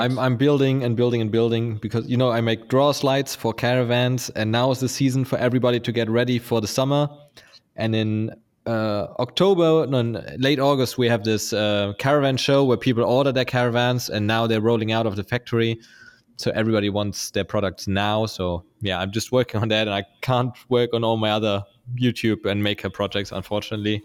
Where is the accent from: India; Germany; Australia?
Germany; Lübeck, Schleswig-Holstein; born or raised there; moved away